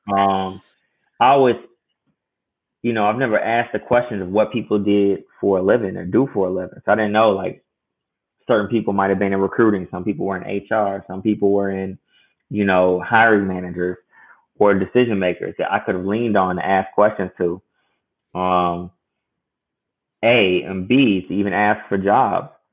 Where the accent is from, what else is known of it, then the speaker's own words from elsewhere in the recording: Chicago, Illinois, United States; I'm uh, born and raised in Chicago